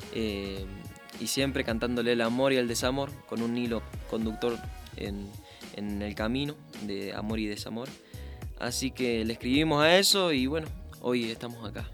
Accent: Santa Fe, Argentina; En mi provincia, en Santa Fe, em, se escucha mucha cumbia santafesina

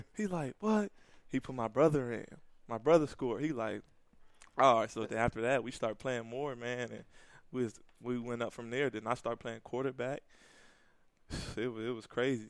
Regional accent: Pasadena, California, United States; moved away as an adult; also born or lived in Buffalo; I grew up in California, Pasadena, California

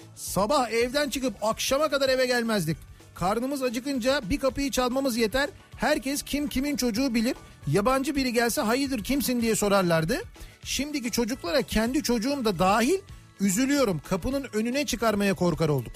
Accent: Istanbul, Turkey; ahşap bir evde doğdum büyüdüm ben. Benim çocukluğumda Koca Mustafa Paşa'da evlerin çoğunluğu

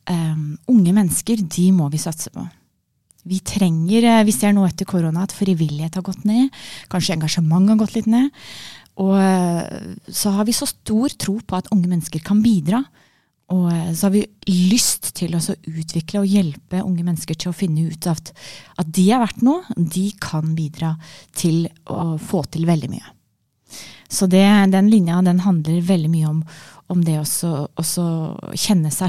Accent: Eastern Norway, Norway; accent: Eastern Norwegian; Så det er naturlig at jeg snakker østlandsk.

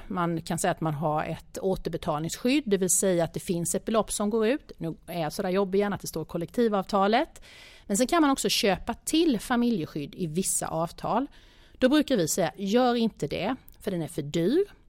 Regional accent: Småland, Sweden; jag kommer ju från Småland, vi, bo, vi bor ganska billigt i det lilla samhället där jag bor

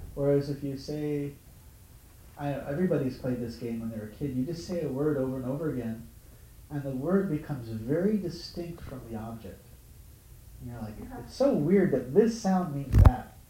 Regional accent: Honolulu, Hawaii, United States; moved away; I grew up in Honolulu

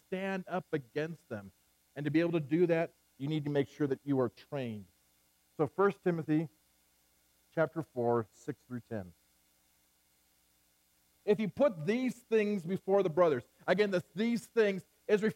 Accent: Central California, United States; I grew up in Central California

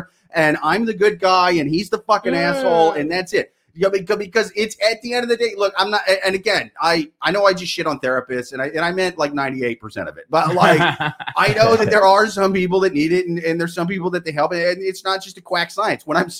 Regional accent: Midwest, United States; we're from the Midwest.

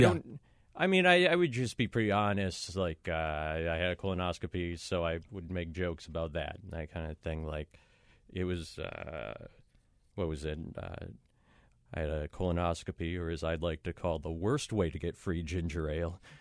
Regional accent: Minneapolis, Minnesota, United States; moved away as an adult; now in New York, United States; I'm from Minneapolis, Minnesota

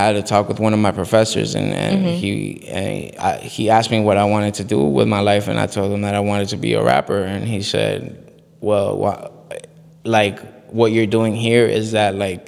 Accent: Miami, Florida, United States; also born or lived in Bogota, Colombia; I was born in Bogota, Colombia. I lived in Colombia, I'd say, till I was like six, seven years old. And then I moved to Miami, Florida

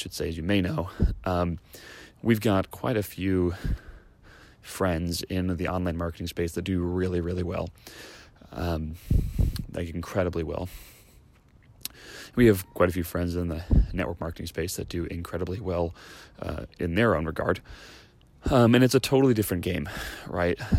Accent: Chicago, Illinois, United States; now in Southern California, United States; I grew up in Chicago

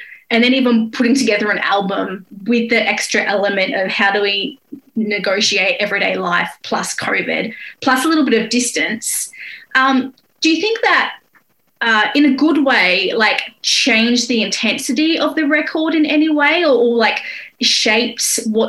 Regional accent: Australia; And as Australian, it's very strange for me whenever I visit.

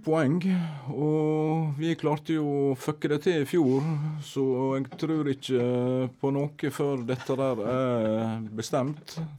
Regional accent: Norway; Vi kom jo da fra Norge

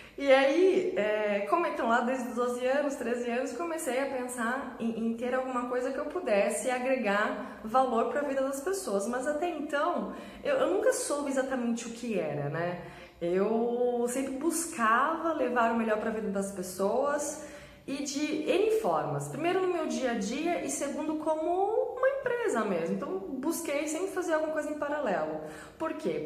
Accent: Sorocaba, São Paulo, Brazil; Eu sou de Sorocaba, em, trabalhava em São Paulo

